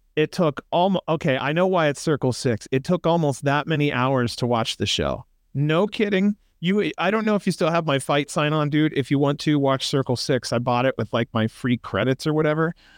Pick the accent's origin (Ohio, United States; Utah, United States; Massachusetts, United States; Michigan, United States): Ohio, United States; now in Las Vegas, United States; I'm from Ohio, dude. I, I actually do miss the countryside.